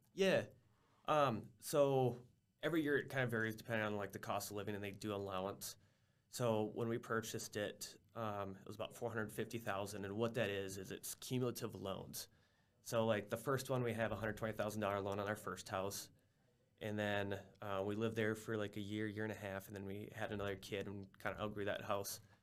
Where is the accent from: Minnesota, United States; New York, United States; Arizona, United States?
Minnesota, United States; moved away as an adult; also born or lived in South Dakota; I grew up in Minnesota